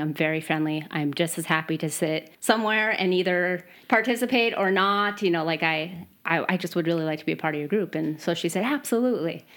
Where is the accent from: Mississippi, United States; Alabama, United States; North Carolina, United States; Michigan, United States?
Michigan, United States; Midwest; moved away as an adult; now in Sweden; I am from the Midwest